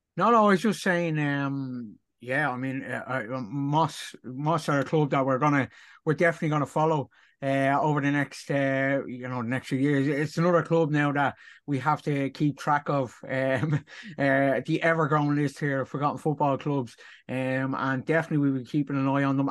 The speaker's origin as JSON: {"language": "English", "town": "Dublin", "region": "Leinster", "country": "Ireland", "said": "I personally, as an Irishman, uh, from Dublin"}